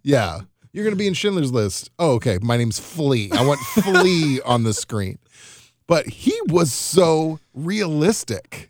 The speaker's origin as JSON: {"language": "English", "region": "Missouri", "country": "United States", "tie": "born or raised there", "said": "growing up in the Midwest, which is often Missouri, which is often considered the South"}